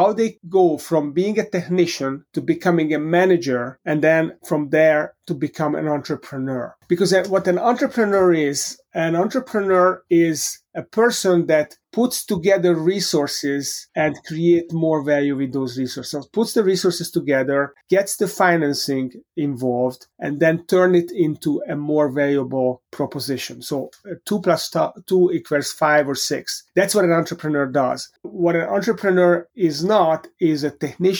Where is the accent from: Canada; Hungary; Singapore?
Hungary; moved away as an adult; also born or lived in Europe; now in United States; I grew up in Hungary